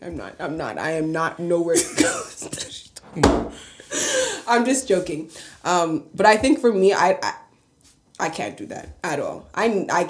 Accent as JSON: {"language": "English", "country": "Canada", "said": "We are Canadian people"}